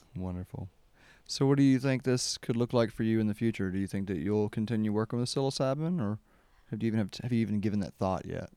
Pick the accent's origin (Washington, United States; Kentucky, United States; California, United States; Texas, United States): Kentucky, United States; growing up in Kentucky